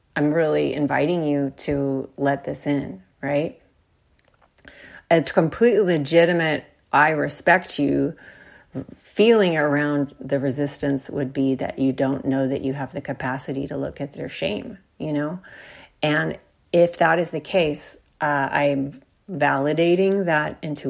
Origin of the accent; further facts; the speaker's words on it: Texas, United States; I'm from Texas